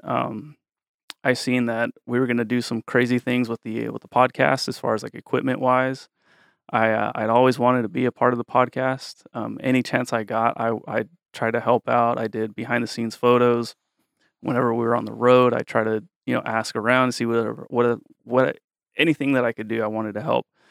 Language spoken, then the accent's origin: English; Woodland, California, United States; I grew up in Woodland, which is right down the street